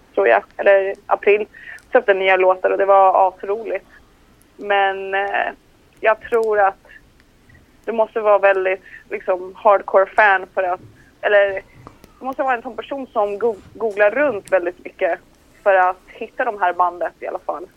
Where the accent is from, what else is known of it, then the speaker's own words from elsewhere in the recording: Colombia; jag är liksom colombian